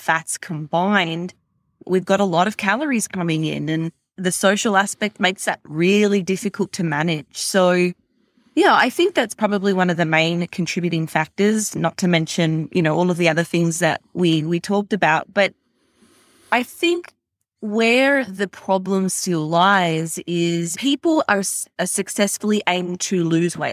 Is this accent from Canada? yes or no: no; Australia; also born or lived in America; now in United States; growing up in Australia